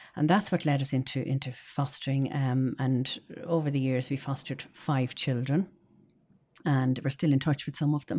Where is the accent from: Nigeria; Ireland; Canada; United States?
Ireland; Dublin, Leinster; I'm from Dublin